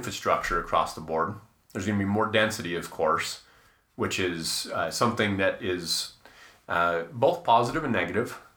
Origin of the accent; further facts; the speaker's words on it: Salt Lake City, Utah, United States; Growing up in the mean streets of Salt Lake City.